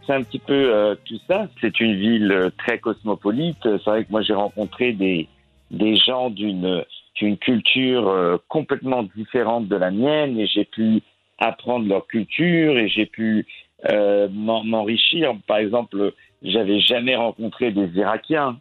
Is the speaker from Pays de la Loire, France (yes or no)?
no; Chelles, Île-de-France, France; also born or lived in Moroccan ancestry (Fès); Je suis né à une petite ville qui s'appelle Bruxelles-sur-Chantraine, mais j'ai grandi dans une ville qui s'appelle Chelles